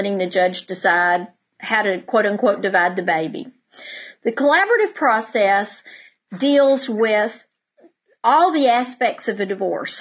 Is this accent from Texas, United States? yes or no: yes; Denton, Texas, United States; I grew up in Denton